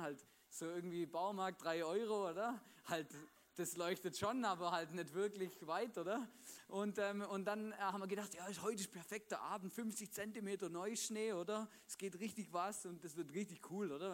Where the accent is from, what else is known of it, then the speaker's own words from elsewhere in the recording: Swabia, Baden-Württemberg, Germany; now in Vorarlberg, Austria; da, wo ich aufgewachsen bin, im Schwabenländle